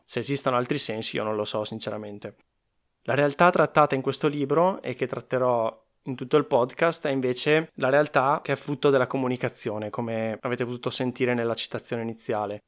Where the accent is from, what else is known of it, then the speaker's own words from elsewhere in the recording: Veneto, Italy; accent: Venetian; sono veneto